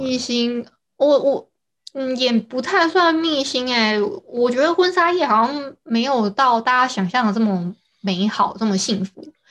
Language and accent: Chinese; Hualien County, Taiwan; also born or lived in southern Taiwan; 我是花莲人